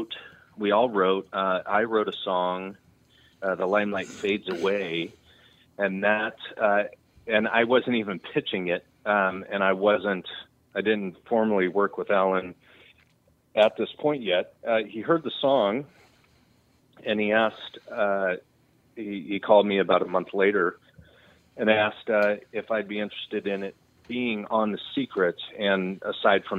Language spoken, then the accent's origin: English; Redding, California, United States; also born or lived in Texas / Nashville; I grew up in Redding.